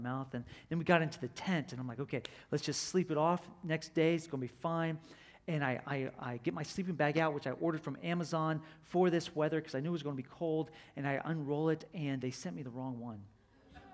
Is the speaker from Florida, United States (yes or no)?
yes; Florida, United States; I'm from Florida